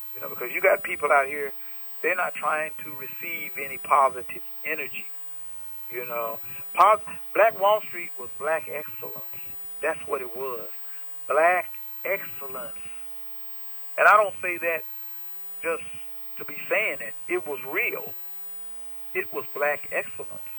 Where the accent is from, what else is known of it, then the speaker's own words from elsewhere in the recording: Tulsa, Oklahoma, United States; moved away as an adult; also born or lived in Los Angeles, California; we grew up here in Tulsa